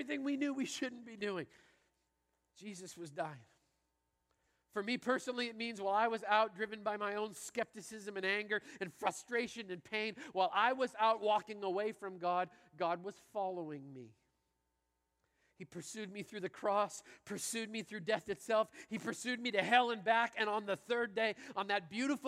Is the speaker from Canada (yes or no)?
yes; Canada; I grew up in Canada playing hockey and driving.